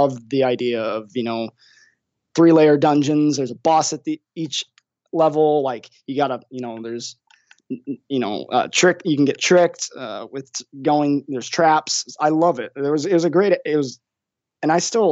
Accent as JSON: {"language": "English", "region": "Idaho", "country": "United States", "tie": "born or raised there", "moved": "yes", "said": "I'm originally from Idaho"}